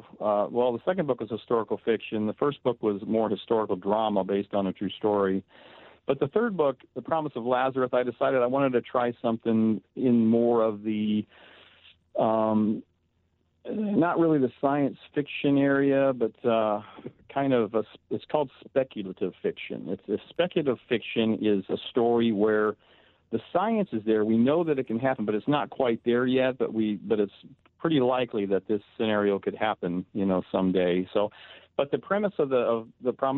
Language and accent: English; Tempe, Arizona, United States; moved away as an adult; also born or lived in Canton, Ohio; now in Burbank, United States; I'm from Ohio. I was born in Canton, Ohio. Grew up in Tempe, Arizona, since the age of six